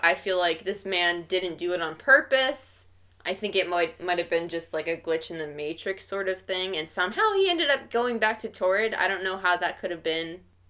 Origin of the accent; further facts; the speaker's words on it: New Jersey, United States; I'm from New Jersey. And people are like, what? I was like, yeah, like, I've lived my 22 years of life in New Jersey. I have my birth certificate from where I was born in New Jersey. I don't have a passport